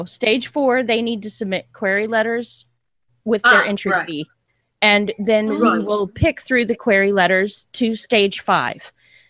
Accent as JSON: {"language": "English", "region": "Texas", "country": "United States", "said": "Hey, I'm a Texan American, so hey."}